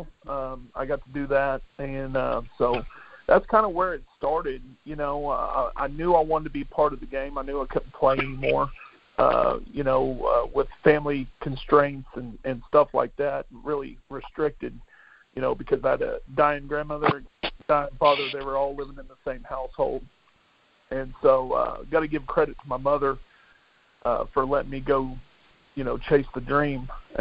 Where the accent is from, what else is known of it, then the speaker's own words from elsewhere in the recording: Del City, Oklahoma, United States; also born or lived in Midwest City, Oklahoma; I grew up in Del City, Oklahoma